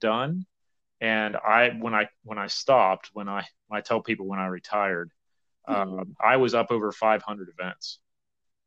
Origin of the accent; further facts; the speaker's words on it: Chambersburg, Pennsylvania, United States; I grew up in Chambersburg, Pennsylvania